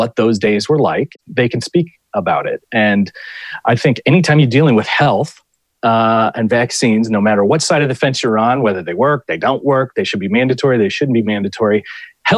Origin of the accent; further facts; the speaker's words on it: Ohio, United States; In my own home state of Ohio